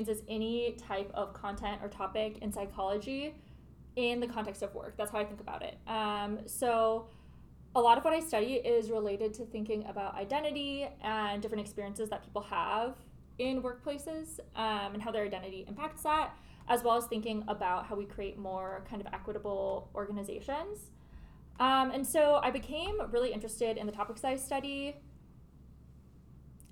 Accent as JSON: {"language": "English", "region": "Minnesota", "country": "United States", "moved": "as an adult", "lives_now": "Wisconsin, United States", "said": "I'm from the Midwest, just outside of the Twin Cities in Minnesota"}